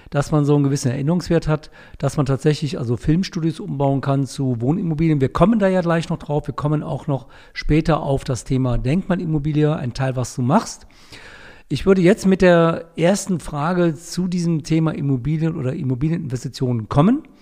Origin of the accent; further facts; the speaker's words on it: North Rhine-Westphalia, Germany; Sogar in meiner Heimat, wo ich herkomme, dem Niederrhein, werden Preise bezahlt, die ich nie für möglich gehalten hätte.